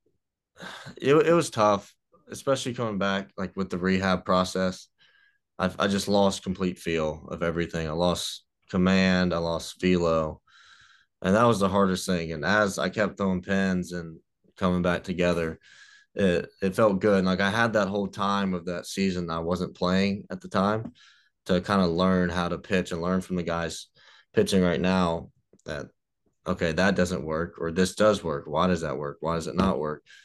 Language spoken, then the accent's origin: English; Mississippi, United States; I'm not redneck, but I'm from Mississippi